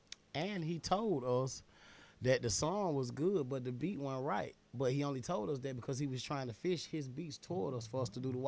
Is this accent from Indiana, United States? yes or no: no; Atlanta, Georgia, United States; I'm from Atlanta, Allen Temple.